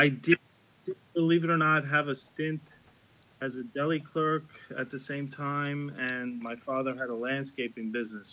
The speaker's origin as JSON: {"language": "English", "town": "New York City", "region": "New York", "country": "United States", "tie": "born or raised there", "said": "I was born in Brooklyn, Park Slope"}